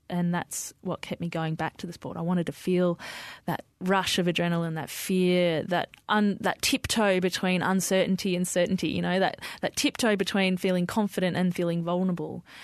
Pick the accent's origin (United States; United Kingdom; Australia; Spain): Australia; Melbourne, Victoria; also born or lived in Diggers Rest; I grew up in the western suburbs of Melbourne, Sunshine, Footscray, and then, um, we moved to a property out in Diggers Rest where mum and dad still live.